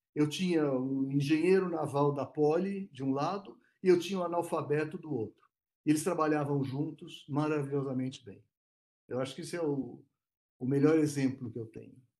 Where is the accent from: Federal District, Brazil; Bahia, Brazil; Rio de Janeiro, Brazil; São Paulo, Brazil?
São Paulo, Brazil; Eu sou de São Paulo